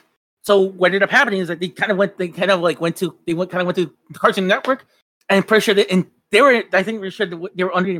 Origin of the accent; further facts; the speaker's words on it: Mexico; now in United States; while I was growing up in Mexico